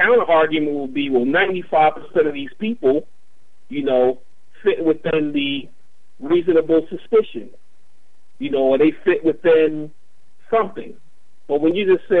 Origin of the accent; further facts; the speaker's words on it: Baltimore, Maryland, United States; I'm originally from West Baltimore. I experienced it as a child in West Baltimore.